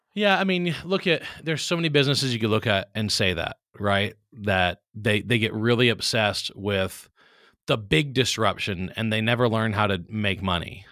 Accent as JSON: {"language": "English", "town": "Baton Rouge", "region": "Louisiana", "country": "United States", "tie": "born or raised there", "said": "I'm from Baton Rouge, Louisiana, so I'm a South Louisiana guy who grew up in a family of people who didn't use computers"}